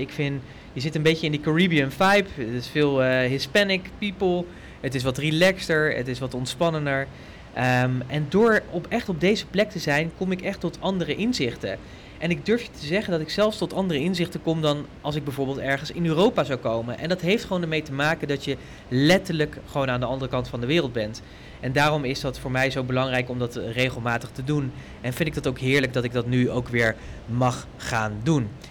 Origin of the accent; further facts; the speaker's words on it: Netherlands; wij als Nederlanders